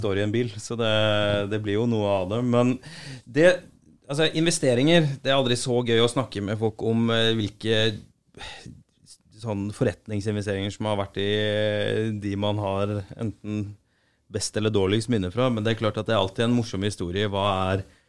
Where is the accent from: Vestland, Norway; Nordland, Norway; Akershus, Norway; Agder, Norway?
Agder, Norway; Arendal; now in Oslo, Norway; Jeg er fra Arendal